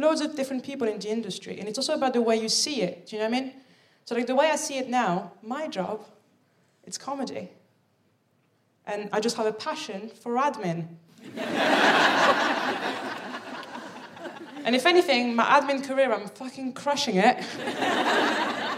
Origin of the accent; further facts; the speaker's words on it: Paris, Île-de-France, France; moved away as an adult; also born or lived in Birmingham; now in London, United Kingdom; I'm from Paris